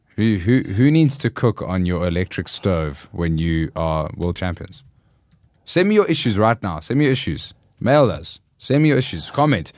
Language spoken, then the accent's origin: English; South Africa; we're South African